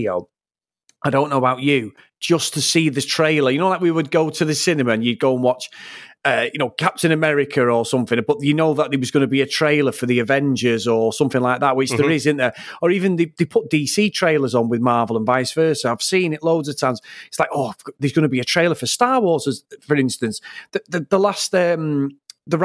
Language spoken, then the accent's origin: English; Trafford, North West England, United Kingdom; I'm from Trafford